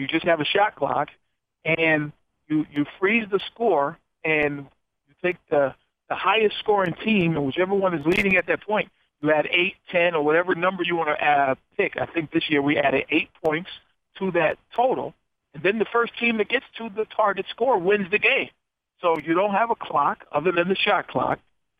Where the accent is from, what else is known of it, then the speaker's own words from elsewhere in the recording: Philadelphia, Pennsylvania, United States; in Philadelphia, my hometown where I grew up